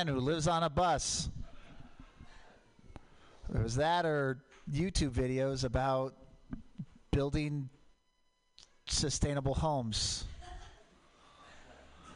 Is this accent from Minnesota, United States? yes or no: no; Portland, Oregon, United States; I grew up in Portland. Mount Hood, volcanic.